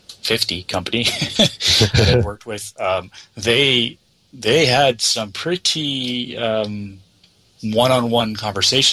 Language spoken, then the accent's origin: English; Canada; I'm from Canada